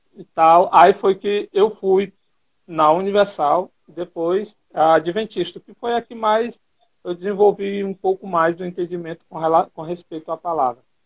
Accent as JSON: {"language": "Portuguese", "town": "Teresina", "region": "Piauí", "country": "Brazil", "tie": "born or raised there", "moved": "as an adult", "lives_now": "Juazeiro do Norte, Brazil", "said": "eu sou natural de Teresina, mas ultimamente eu estou residindo em Juazeiro do Norte, Ceará"}